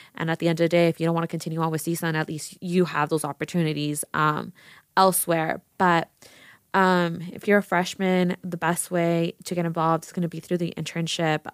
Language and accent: English; Las Vegas, Nevada, United States; I'm born and raised in Vegas